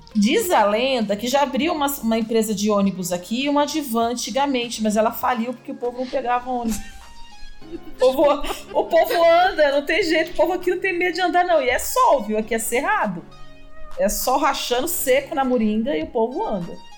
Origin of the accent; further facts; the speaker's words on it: São Paulo, Brazil; moved away as an adult; now in Iporá, Brazil; Eu sou de São Paulo